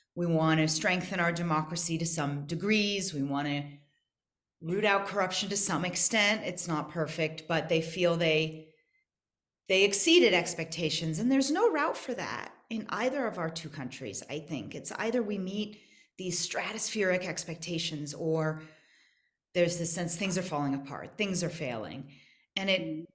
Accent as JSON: {"language": "English", "country": "United States", "moved": "as an adult", "lives_now": "South Africa", "said": "I'm American"}